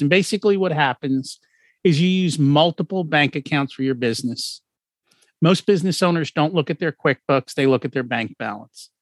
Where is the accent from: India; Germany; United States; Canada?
United States; outside of New York City; I grew up outside of New York City